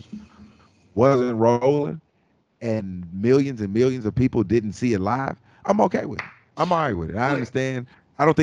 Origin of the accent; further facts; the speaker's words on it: Arkansas, United States; I was born and raised in Arkansas and around a lot of Cowboy fans.